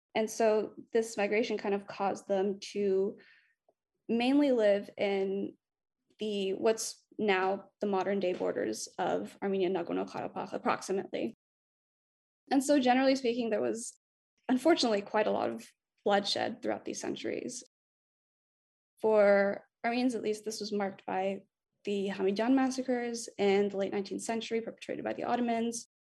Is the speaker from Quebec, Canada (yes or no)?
yes; Montreal, Quebec, Canada; moved away as an adult; now in Vancouver, Canada; I'm from Montreal. I now live in Vancouver